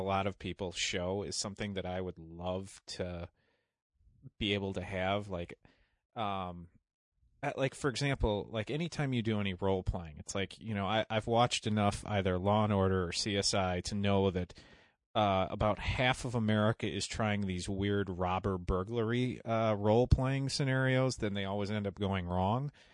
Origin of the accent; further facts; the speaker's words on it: just outside Chicago, Illinois, United States; I grew up just outside Chicago